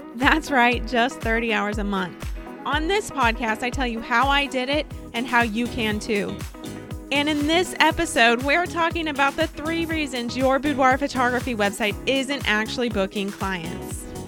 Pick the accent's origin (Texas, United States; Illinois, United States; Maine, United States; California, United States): Illinois, United States; Southern; in my hometown in Southern Illinois